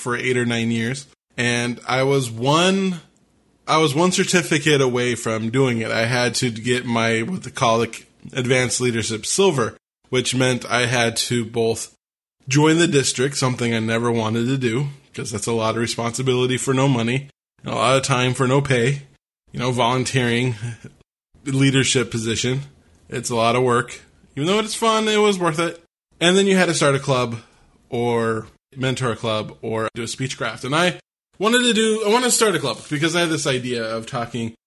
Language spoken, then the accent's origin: English; Washington, United States; my home state of Washington